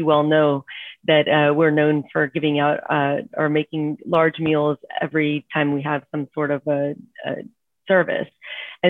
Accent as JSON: {"language": "English", "town": "Houston", "region": "Texas", "country": "United States", "tie": "born or raised there", "said": "I was born and raised in Houston"}